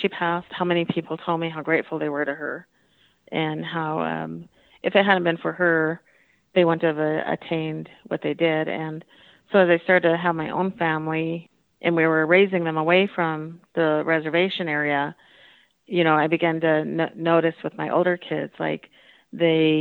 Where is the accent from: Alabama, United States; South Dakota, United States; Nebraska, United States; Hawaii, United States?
South Dakota, United States; Batesland; I grew up in Batesland, South Dakota